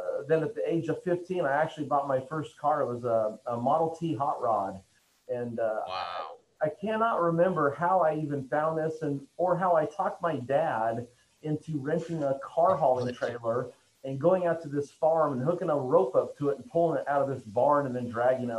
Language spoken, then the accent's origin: English; Oregon, United States; I'm originally from Oregon